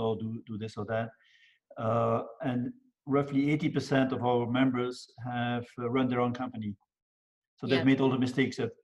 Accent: Belgium; now in Houston, United States; I was born and raised in Belgium

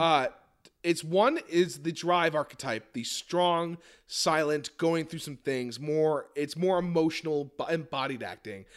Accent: Westchester, New York, United States; I was raised in Westchester, New York

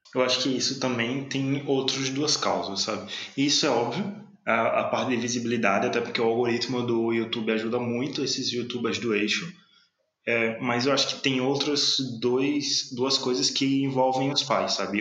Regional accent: Sergipe, Brazil; a gente tem nosso sotaque próprio, sabe? não digo nem de Sergipe, digo da capital

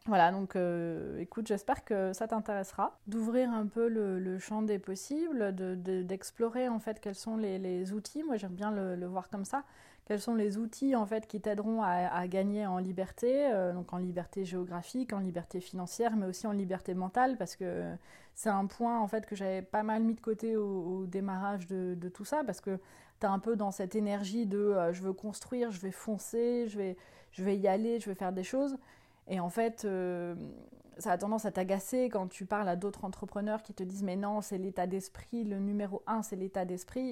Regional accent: northern France, France; Je viens du, euh, nord de la France

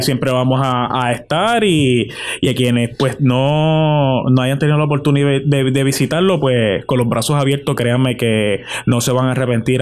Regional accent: Puerto Rico; esa esencia que, que lleva a uno como boricua y, como hijo de cada de estos 78 pueblos que tiene la, isla del encanto

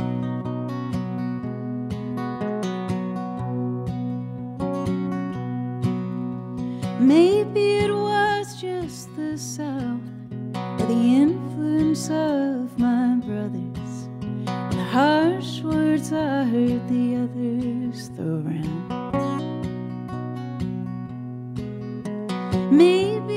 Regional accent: the South, United States; growing up in the South

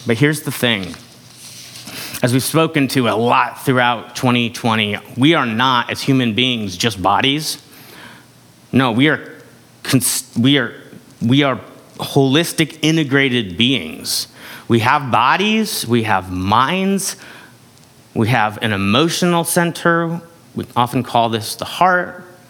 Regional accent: United States; we're taught from a young age in this culture

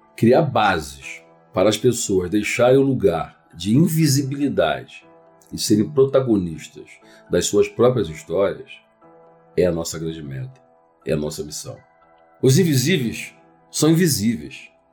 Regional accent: Rio de Janeiro, Brazil; also born or lived in Nilópolis; Eu sou do Rio de Janeiro, da Baixada Fluminense, de uma cidade chamada Nilópolis

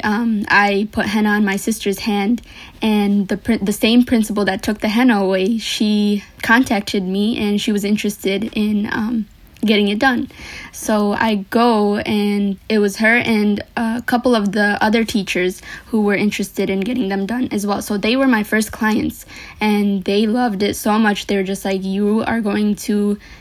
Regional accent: Madison Heights, Michigan, United States; also born or lived in Detroit, Michigan / Sylhet, Bangladesh (family); I was born in Detroit, Michigan, actually, and I moved from there when I was five to Madison Heights

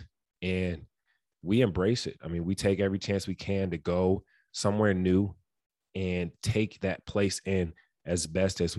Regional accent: Detroit, Michigan, United States; growing up in Detroit

